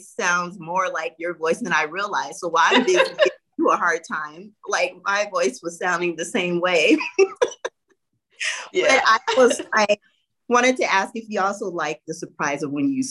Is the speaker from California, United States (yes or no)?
yes; Southern California, United States; I'm from Southern California